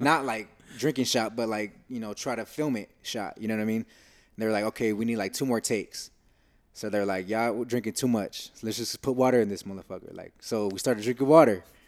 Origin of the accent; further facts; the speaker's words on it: United States; we're coming from the States